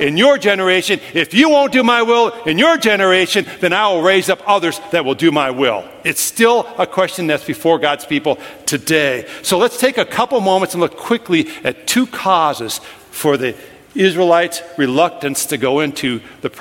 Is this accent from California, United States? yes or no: no; Minnesota, United States; I grew up in Minnesota, land of 10,000 lakes in which you can drown.